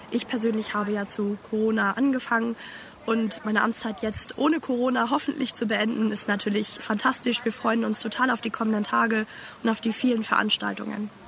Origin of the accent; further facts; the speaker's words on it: Mecklenburg-Vorpommern, Germany; Ich komme aus Mecklenburg.